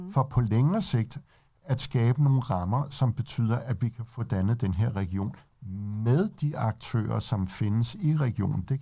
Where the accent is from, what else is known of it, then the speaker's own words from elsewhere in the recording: Denmark; Det kan vi selvfølgelig også godt gøre, selvom vi er danskere